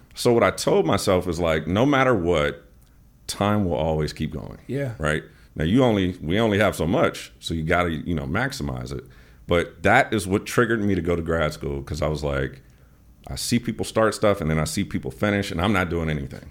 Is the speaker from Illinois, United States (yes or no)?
yes; Chicago, Illinois, United States; moved away; also born or lived in Atlanta; I'm from Chicago, so we used to go to the auto show as a kid